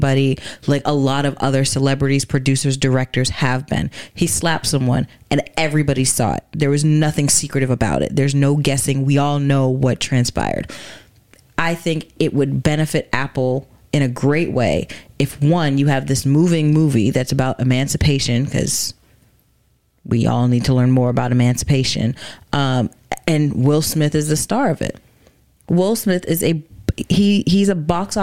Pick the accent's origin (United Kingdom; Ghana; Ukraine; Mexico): Ghana; now in United States; I'm a Ghanaian woman.